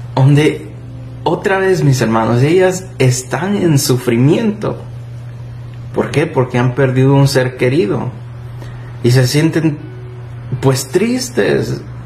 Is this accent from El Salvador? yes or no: yes; El Salvador; Yo, mi país natal es El Salvador